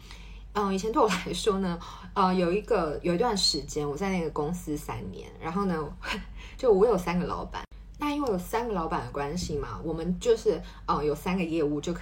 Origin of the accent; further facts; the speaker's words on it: Taiwan; now in Paris, France; 那我觉得过去的我在台湾，我可能就是很少有这种，嗯，比如说同侪压力、同事之间的压力，或是在职场上面的压力。不过呢，我搬来巴黎之后